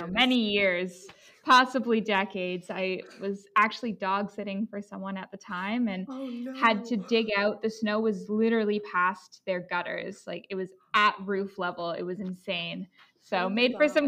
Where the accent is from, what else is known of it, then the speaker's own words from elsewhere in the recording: Vancouver, British Columbia, Canada; moved away; I'm from Vancouver area